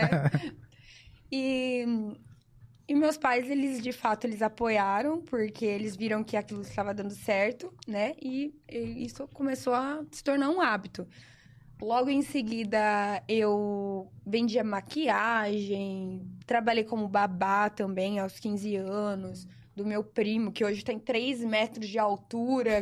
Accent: Sertãozinho, São Paulo, Brazil; Eu nasci em Sertãozinho, né, aqui ao lado de Ribeirão

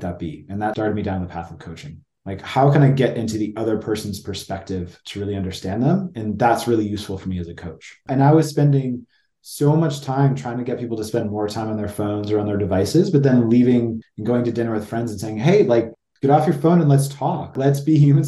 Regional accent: Detroit, Michigan, United States; now in Denver, United States; I grew up just outside Detroit in Michigan, good Midwestern guy

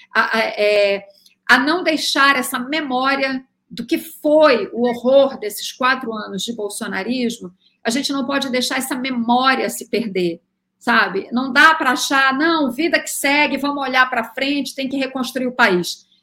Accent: Belém, Pará, Brazil; por ser da Amazônia, né? solar de Belém

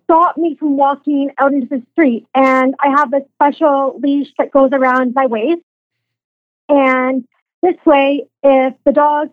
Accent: Aurora, Ontario, Canada; now in Newmarket, Canada; I grew up in Aurora, again, right next door

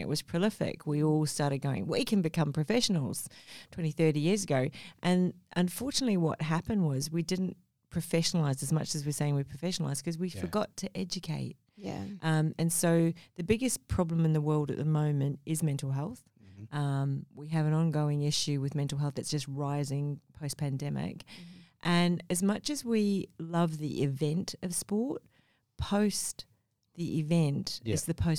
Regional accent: Sydney, New South Wales, Australia; also born or lived in Mumbai, India; now in Gold Coast, Australia; I was born in Mumbai, India, and I grew up in Sydney

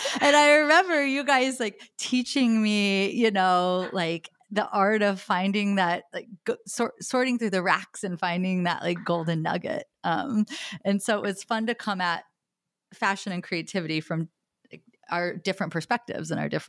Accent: Logansport, Indiana, United States; I mean, I'm from Logansport, Indiana.

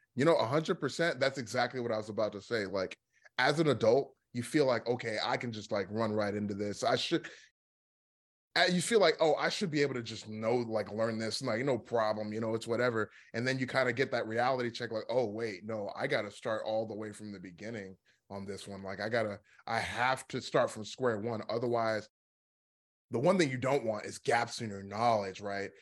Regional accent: Dallas, Texas, United States; also born or lived in Philadelphia; I grew up here in Dallas. Like, this is where, like, you know, I mean, this is where I spent most of my life. So, this is technically my hometown.

